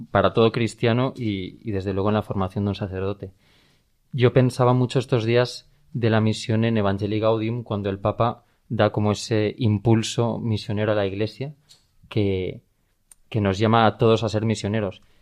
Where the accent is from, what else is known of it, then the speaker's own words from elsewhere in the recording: Valencian Community, Spain; en mi día a día en, Valencia, en el pueblo de la diócesis al que me manden cuando sea sacerdote, en la parroquia en la que esté echando una mano en mis años de formación de seminarista